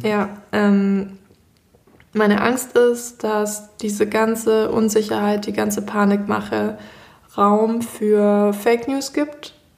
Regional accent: Germany; wir als Deutsche

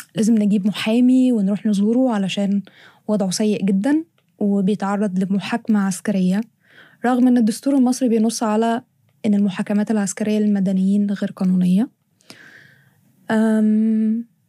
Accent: Egypt; احنا في مصر

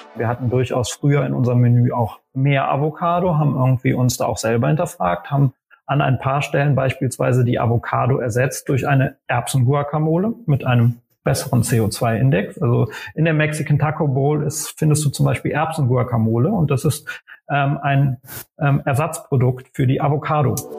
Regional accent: Aachen, North Rhine-Westphalia, Germany; now in Berlin, Germany; geboren in Aachen in Nordrhein-Westfalen

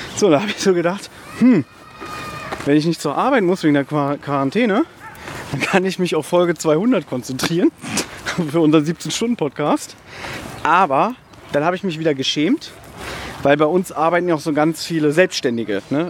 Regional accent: Berlin, Germany; moved away; ein paar Meter von uns entfernt ist der U-Bahnhof Südstern, wo ich einundzwanzig Jahre meines Lebens, ähm, gelebt habe, wo ich aufgewachsen bin

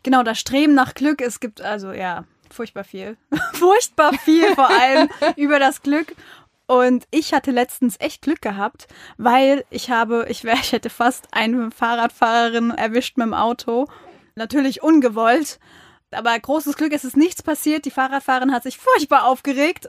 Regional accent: Mainz, Rhineland-Palatinate, Germany; wir Mainzer

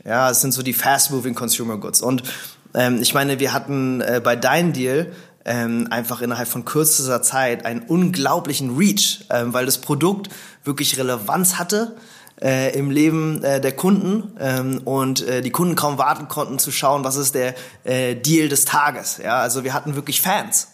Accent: Berlin, Germany; also born or lived in St. Gallen / Zürich; Also ich bin in Berlin geboren, ähm, vor ein bisschen mehr als 30 Jahren. Äh, bin hier aufgewachsen.

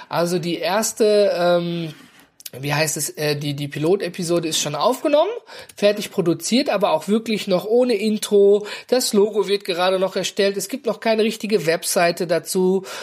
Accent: North Rhine-Westphalia, Germany; Und ich komme ja aus dem Ruhrgebiet, ne? Und bei uns gibt's immer was zu futtern.

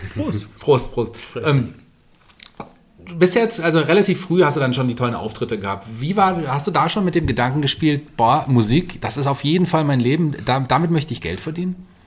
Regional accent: Fulda, Hesse, Germany; Ich komme ja hier auch aus der, aus der Gegend, bin ja auch gebürtiger Fulderer

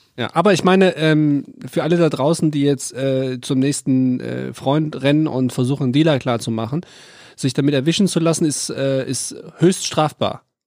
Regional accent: North Rhine-Westphalia, Germany; ich bin ja am Niederrhein aufgewachsen, so ungefähr zehn Kilometer vor der niederländischen Grenze Venlo.

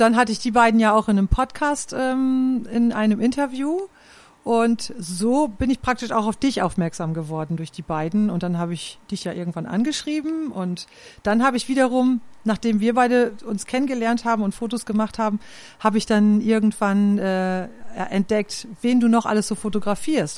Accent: Klostermoor, Lower Saxony, Germany; moved away as an adult; Aufgewachsen bin ich in Klostermoor im Landkreis Lea

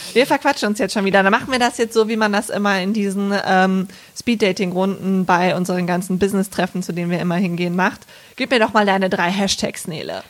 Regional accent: Bergisch Gladbach, North Rhine-Westphalia, Germany; born or raised there

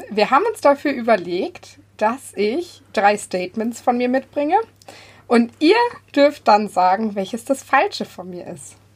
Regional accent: Bavaria, Germany; Und ja, ich komme auch aus dem Münchner Südosten.

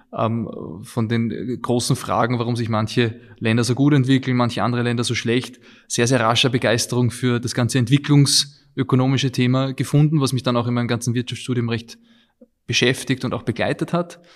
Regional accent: Vienna, Austria; also born or lived in England; ich bin in Wien geboren und aufgewachsen, auch hier zur Schule gegangen

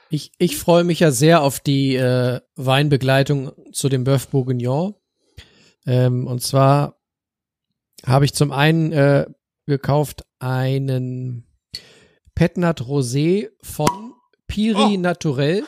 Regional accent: Northern Germany, Germany; bei uns in Norddeutschland

